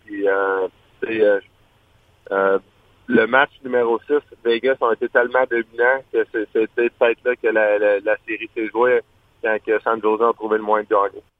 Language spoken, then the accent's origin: French; Quebec, Canada; fier de Fleury, Marchessault, Carrier en tant que Québécois